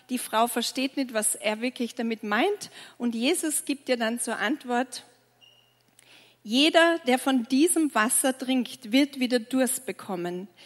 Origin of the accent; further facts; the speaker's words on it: Tyrol, Austria; Ich bin in Tirol aufgewachsen und ich sage immer, wenn man in Tirol geboren wird, kommt man quasi mit Ski auf die Welt.